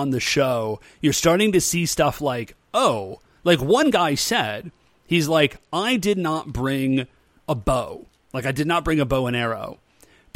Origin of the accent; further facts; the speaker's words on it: United States; As an American